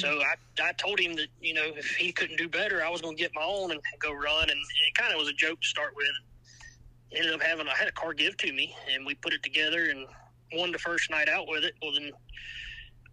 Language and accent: English; Savannah, Georgia, United States; I'm from the Savannah area, so I'm only about 30 minutes from Scriven.